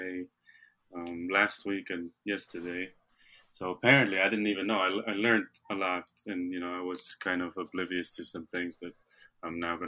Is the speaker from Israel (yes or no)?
yes; Israel; now in United States; I'm from Israel originally, and I'm here